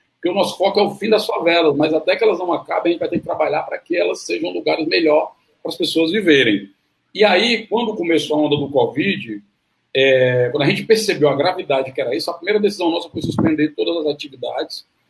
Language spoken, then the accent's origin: Portuguese; Fortaleza, Ceará, Brazil; eu sou de Fortaleza